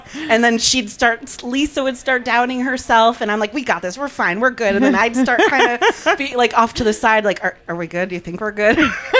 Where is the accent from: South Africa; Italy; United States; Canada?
United States; New Jersey; moved away as an adult; also born or lived in Los Angeles; And then eventually I decided to move back home to where I grew up in New Jersey a couple years ago.